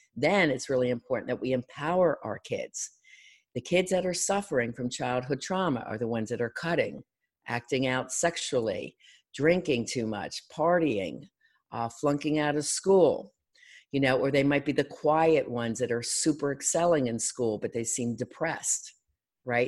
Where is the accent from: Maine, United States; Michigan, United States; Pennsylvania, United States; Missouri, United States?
Pennsylvania, United States; Philadelphia; I'm from Philadelphia